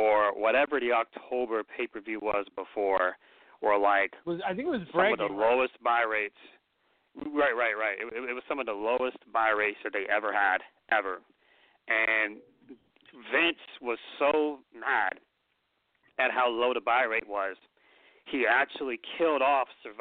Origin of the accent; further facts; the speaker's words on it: Atlanta, Georgia, United States; as a wrestling fan that grew up in the South, I grew up in Atlanta